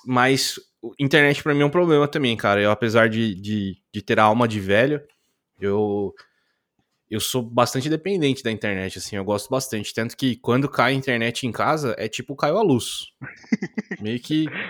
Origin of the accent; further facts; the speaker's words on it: interior of São Paulo state, Brazil; eu sou do interior de São Paulo